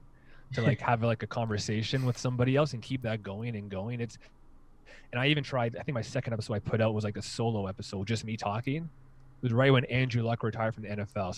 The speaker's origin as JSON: {"language": "English", "town": "Hamilton", "region": "Ontario", "country": "Canada", "said": "I did my undergrad at McMaster and I'm from Hamilton"}